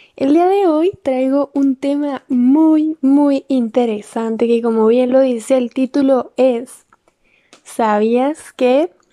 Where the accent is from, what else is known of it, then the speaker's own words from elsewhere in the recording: Mexico; nuestro país